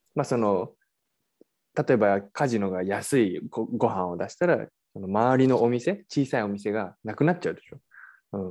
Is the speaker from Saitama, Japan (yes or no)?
no; Yokohama, Kanagawa, Japan; 横浜、まあ、あの、僕の出身でもある